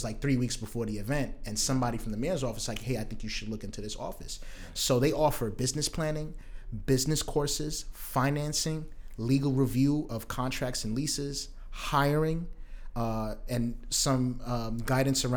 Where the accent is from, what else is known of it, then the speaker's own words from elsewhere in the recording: New York City, New York, United States; also born or lived in Brooklyn; I am from Southeast Queens. I was born in Brooklyn, but was raised in Southeast Queens